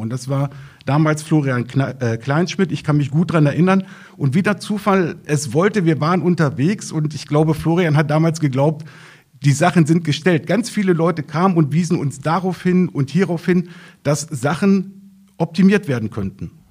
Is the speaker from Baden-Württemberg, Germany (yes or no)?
no; Lappwald, Lower Saxony, Germany; im Naturpark im Lappwald, also in meiner Heimatregion